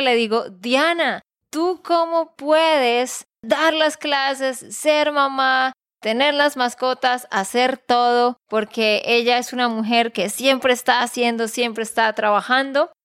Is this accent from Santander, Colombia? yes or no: yes; Santander, Colombia; de Santander, Colombia.